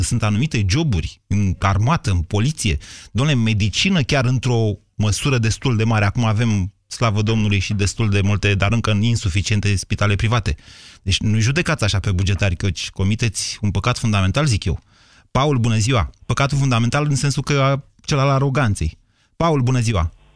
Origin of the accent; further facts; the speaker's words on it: Romania; suntem români și unii și alții